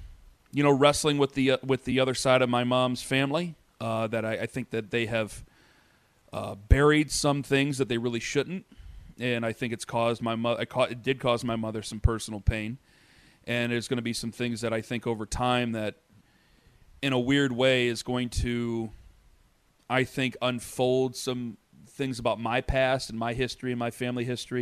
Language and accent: English; Canton, Ohio, United States; now in Cleveland, United States; we're from Canton.